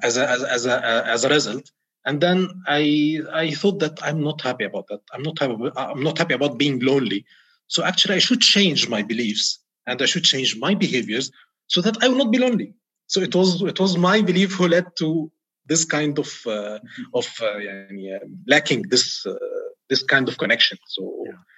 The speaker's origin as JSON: {"language": "English", "country": "Egypt", "moved": "as an adult", "lives_now": "Riyadh, Saudi Arabia", "said": "I'm an Egyptian expat uh, in Saudi Arabia, uh, currently in Riyadh"}